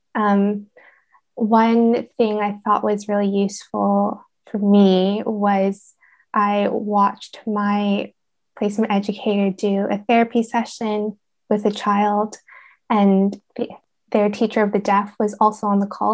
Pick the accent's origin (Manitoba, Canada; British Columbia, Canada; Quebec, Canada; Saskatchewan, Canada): British Columbia, Canada; Vancouver; now in Reading, United Kingdom; I'm originally from Vancouver, Canada